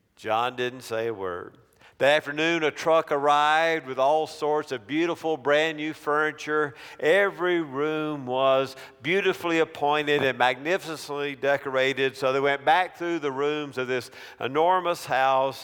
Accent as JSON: {"language": "English", "area": "near Clemson", "region": "South Carolina", "country": "United States", "tie": "born or raised there", "said": "I grew up twenty minute drive from Clemson University"}